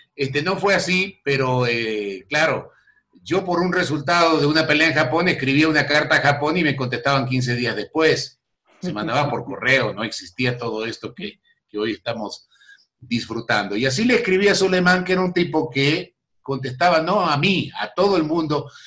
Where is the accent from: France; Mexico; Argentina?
Argentina; San Justo, Santa Fe; moved away; also born or lived in Buenos Aires; yo nací en Buenos Aires, pero casi por accidente. Éramos de Santa Fe. Y de un pueblo de Santa Fe llamado San Justo